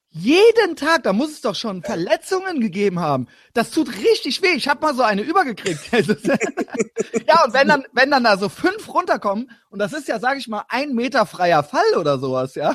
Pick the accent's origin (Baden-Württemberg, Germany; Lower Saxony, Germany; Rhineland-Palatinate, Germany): Rhineland-Palatinate, Germany; Koblenz; moved away; also born or lived in Berlin / Cologne; ich komme halt ursprünglich aus Koblenz